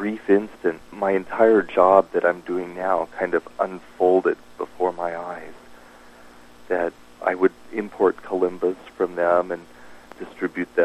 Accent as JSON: {"language": "English", "town": "Dallas", "region": "Texas", "country": "United States", "tie": "born or raised there", "also_born_or_lived": "East Coast", "moved": "yes", "lives_now": "Tucson, United States", "said": "I grew up in Dallas"}